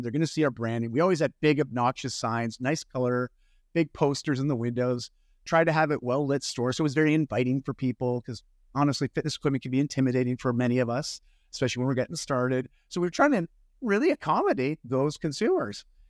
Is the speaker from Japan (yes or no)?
no; Canada; I'm Canadian. Don't worry about it if you get my accent there.